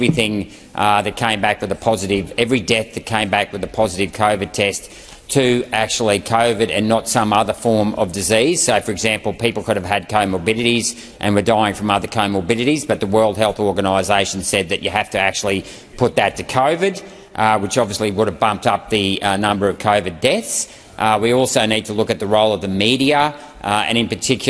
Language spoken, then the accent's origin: English; Chinchilla, Queensland, Australia; my hometown of Chinchilla